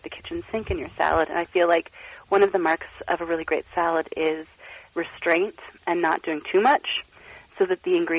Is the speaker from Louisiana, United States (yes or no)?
no; Portland, Oregon, United States; now in Philadelphia, United States; I grew up in Portland, Oregon